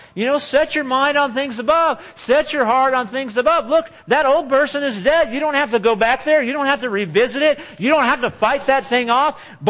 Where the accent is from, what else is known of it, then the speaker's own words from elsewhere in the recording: California, United States; now in Texas, United States; Or when I was from California, you might say, oh, you have an accent from California. I'm like, no, we don't have an accent in California. What are you talking about?